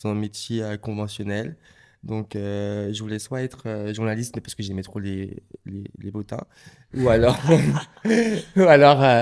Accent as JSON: {"language": "French", "region": "Martinique", "country": "France", "tie": "born there", "said": "Oui, alors je suis né en Martinique euh, en 1998 avec euh, deux frères, un grand frère."}